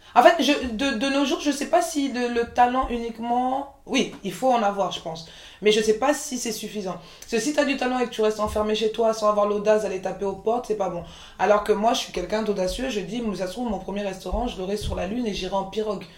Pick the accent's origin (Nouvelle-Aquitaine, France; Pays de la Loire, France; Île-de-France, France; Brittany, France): Île-de-France, France; Montreuil; also born or lived in Côte d'Ivoire; j'ai grandi à Montreuil quand tu grandis à Montreuil